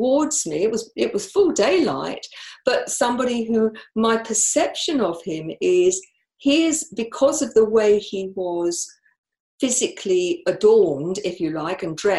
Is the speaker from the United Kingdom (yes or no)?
yes; United Kingdom; I'm from the UK